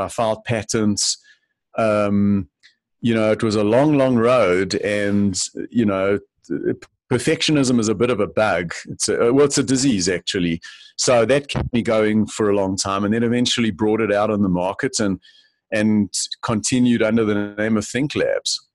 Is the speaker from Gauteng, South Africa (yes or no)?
yes; Johannesburg, Gauteng, South Africa; moved away as an adult; I grew up in Johannesburg, South Africa